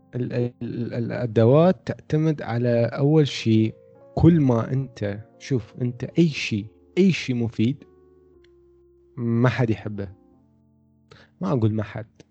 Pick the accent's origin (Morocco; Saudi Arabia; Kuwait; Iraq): Iraq; عندنا بالعراق